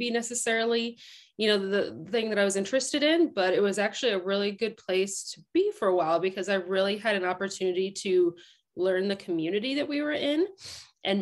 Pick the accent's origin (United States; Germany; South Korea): United States; Waverly, Iowa; now in Mount Vernon, United States; Originally from Waverly, Iowa, and I now live in the Mount Vernon and Lisbon area